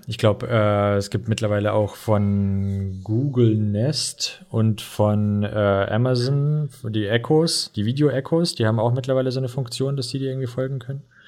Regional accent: Russia; now in Germany; ich bin ja aus Russland

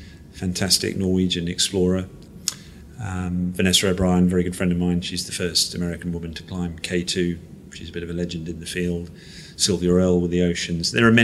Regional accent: Malaysia; I grew up in Malaysia as a kid. And Malaysia, back in the 70s when I was a small kid, I mean, was an adventurous place.

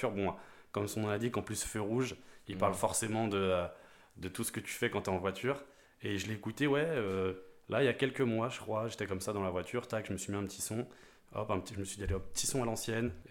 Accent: Rennes, Brittany, France; je suis rennais, breton de, naissance, j'habite à Patonne.

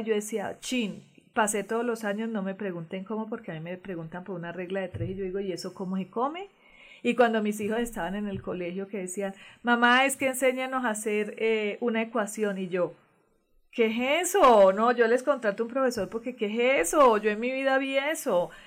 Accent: Colombia; moved away; en todos mis documentos colombianos dice nacida en Venus, Colombia

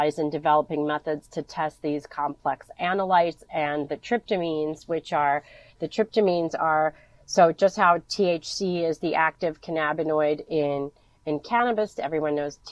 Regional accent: Philadelphia, Pennsylvania, United States; So I'm originally from Philadelphia, you know, grew up, went to school in the city

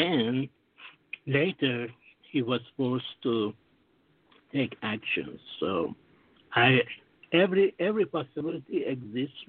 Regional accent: United States; now in Singapore; I'm American like you too. I'm working here in Singapore.

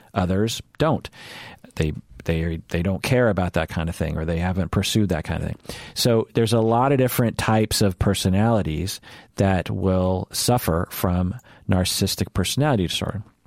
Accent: United States; I'm Asian American.

